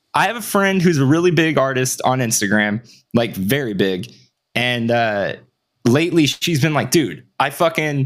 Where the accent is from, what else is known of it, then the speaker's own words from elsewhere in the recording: United States; as an American